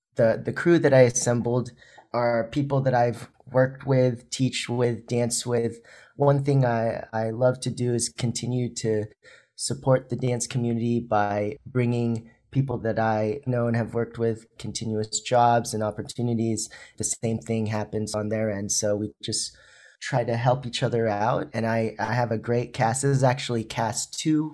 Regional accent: Philippines; moved away; I was born in the Philippines

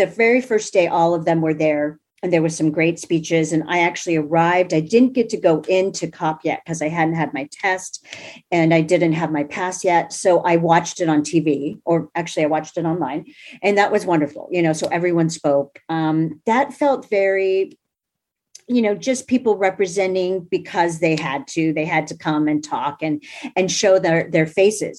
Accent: United States; I was born in America

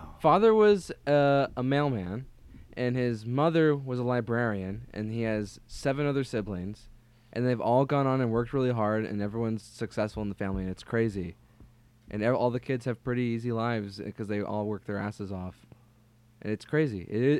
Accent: Denver, Colorado, United States; I'm from Denver.

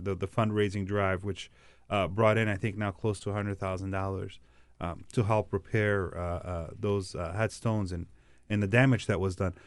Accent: Dearborn, Michigan, United States; my hometown of Dearborn, which has the largest, Dearborn, Michigan

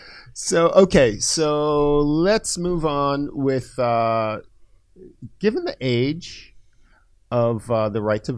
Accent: Antigua & Barbuda; born there; I was born in Antigua.

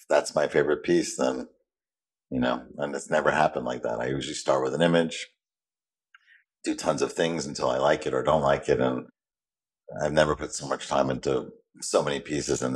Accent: New York, United States; I'm a New Yorker

